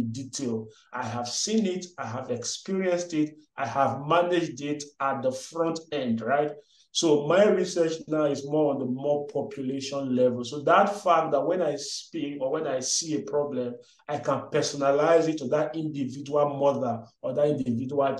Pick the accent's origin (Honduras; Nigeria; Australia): Nigeria; English is a second language; moved away as an adult; also born or lived in Delta State, Nigeria / Benin City, Edo State, Nigeria / Aberdeen, Scotland; now in Gambia; I'm Nigerian. I was born in Delta State, I think. Yeah, I'm right. Then had some primary, secondary school mix between Delta and Edo State